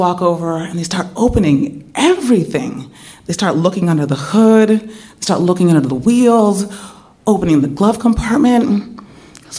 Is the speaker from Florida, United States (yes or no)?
no; San Francisco, California, United States; I'm from San Francisco.